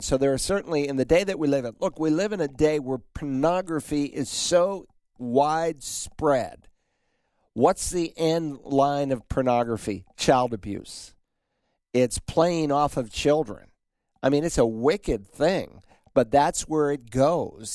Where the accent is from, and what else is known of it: United States